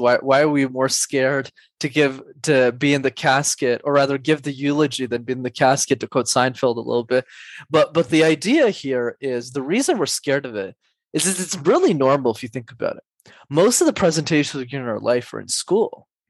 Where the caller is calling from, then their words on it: Montreal, Quebec, Canada; Calling in from Montreal.